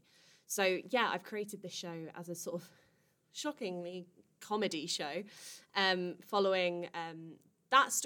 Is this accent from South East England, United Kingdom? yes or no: yes; Kent, South East England, United Kingdom; I'm from Kent.